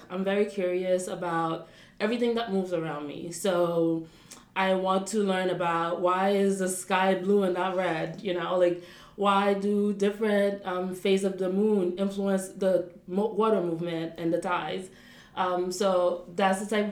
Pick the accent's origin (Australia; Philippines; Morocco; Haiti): Haiti; Port-au-Prince, Ouest; moved away as an adult; also born or lived in United States; now in Paris, France; I was born in Port-au-Prince, Haiti, and raised in Haiti as well. I did primary school and secondary school in Port-au-Prince